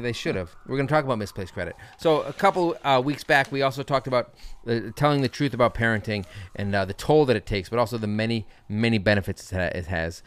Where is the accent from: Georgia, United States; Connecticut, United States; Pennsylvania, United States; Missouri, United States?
Connecticut, United States; moved away as an adult; also born or lived in Boston; now in Brooklyn, United States; I was raised in Connecticut.